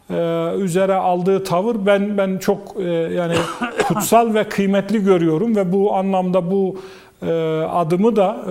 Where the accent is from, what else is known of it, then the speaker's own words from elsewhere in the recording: Erzurum, Turkey; Bunlardan birisi de ben Erzurumluyum.